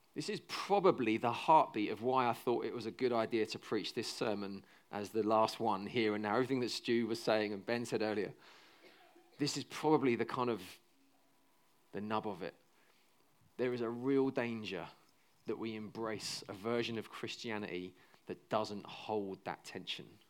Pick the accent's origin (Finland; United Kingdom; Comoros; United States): United Kingdom; 'cause we're British